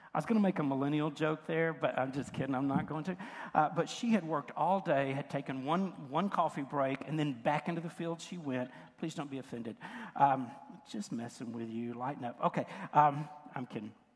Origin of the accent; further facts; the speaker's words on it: West Tennessee, United States; I, I grew up in West Tennessee and it was cotton country.